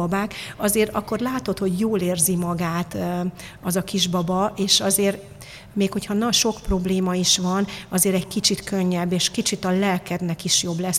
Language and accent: Hungarian; Târgu Mureș, Mureș County, Romania; now in Hungary; én Marosvásárhelyen születtem, ott egy picit valahogy pozitívabbak az emberek